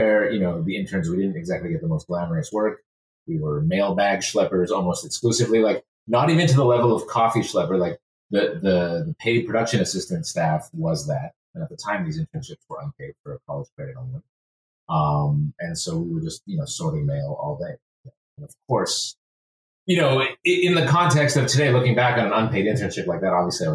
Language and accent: English; Montreal, Quebec, Canada; moved away as an adult; also born or lived in Toronto; born and raised there until I was about 17 years old.